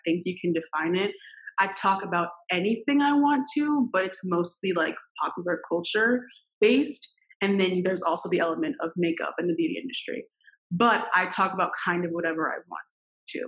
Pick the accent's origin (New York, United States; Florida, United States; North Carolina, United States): New York, United States; Westchester County; I grew up in Westchester County, New York